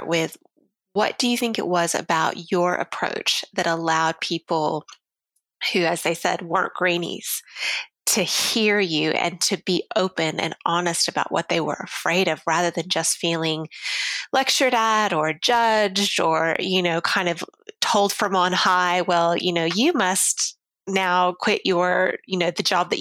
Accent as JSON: {"language": "English", "region": "Pacific Northwest", "country": "United States", "moved": "yes", "lives_now": "Australia", "said": "I'm from the Pacific Northwest originally in the US"}